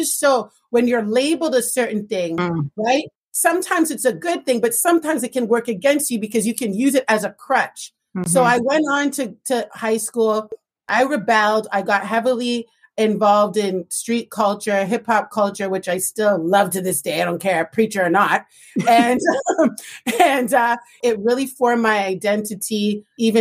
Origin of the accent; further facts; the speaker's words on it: Toronto, Ontario, Canada; growing up in Toronto